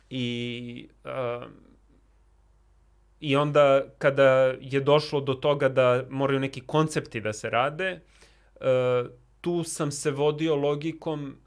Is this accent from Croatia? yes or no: no; Belgrade, Serbia; moved away; also born or lived in New York; u Njujorku gde sam ja studirao i u blokovima gde sam odrastao